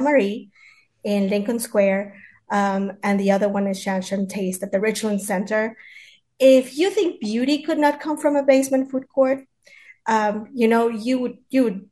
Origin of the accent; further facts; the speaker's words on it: Mexico City, Mexico; moved away as an adult; now in Chicago, United States; I was born and raised in Mexico City, Mexico